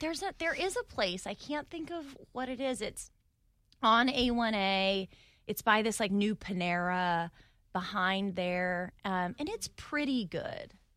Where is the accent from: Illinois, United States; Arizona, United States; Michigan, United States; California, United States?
Arizona, United States; Phoenix; moved away as an adult; also born or lived in New York / Dallas; now in Jacksonville, United States; I'm from Phoenix, Arizona